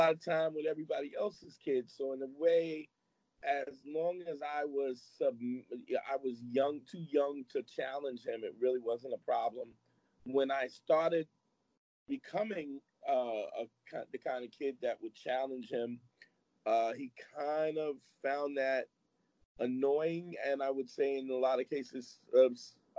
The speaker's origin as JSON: {"language": "English", "town": "New York City", "region": "New York", "country": "United States", "tie": "born or raised there", "said": "I grew up at a time when Brooklyn was real"}